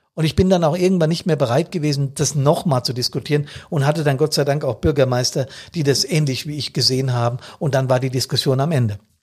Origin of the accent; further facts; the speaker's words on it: Bad Soden, Hesse, Germany; in Bad Soden, hier in meiner Heimatstadt